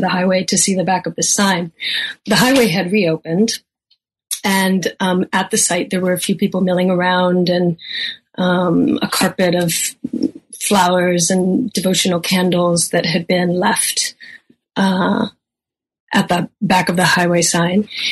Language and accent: English; Seattle, Washington, United States; also born or lived in Germany / Hawaii / Philippines; I grew up mostly in Seattle, Washington